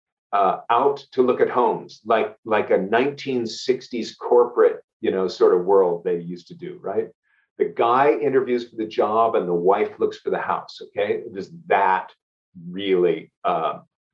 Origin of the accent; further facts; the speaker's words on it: San Francisco, California, United States; moved away as an adult; also born or lived in Los Angeles / San Diego; I grew up in the Bay Area, right, San Francisco